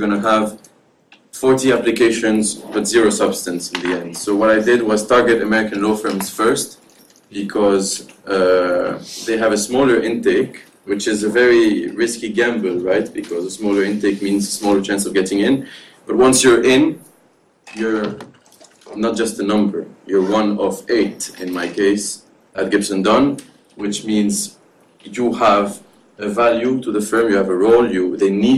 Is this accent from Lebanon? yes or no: yes; Lebanon; also born or lived in Dubai, United Arab Emirates; now in London, United Kingdom; one in Lebanon, my home country, one in Dubai, where my parents live